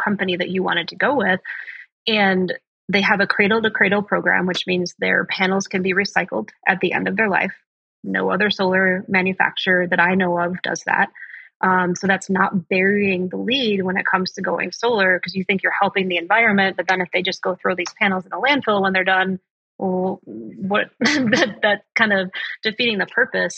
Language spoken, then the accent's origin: English; Chicago, Illinois, United States; moved away; I'm originally from Chicago